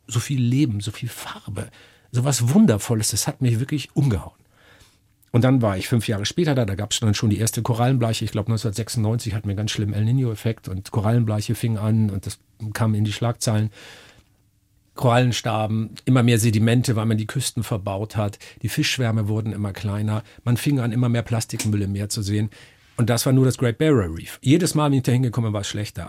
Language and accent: German; Northern Germany, Germany; ich komme aus Norddeutschland. Da bin ich geboren, meine ganze Familie, soweit man das zurückverfolgen kann, hat niemals woanders gewohnt